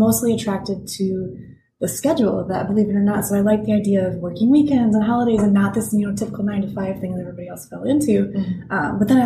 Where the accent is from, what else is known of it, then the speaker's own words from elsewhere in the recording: Frankenmuth, Michigan, United States; now in Portland, United States; I grew up in a very small tourist town called Frankenmuth in Michigan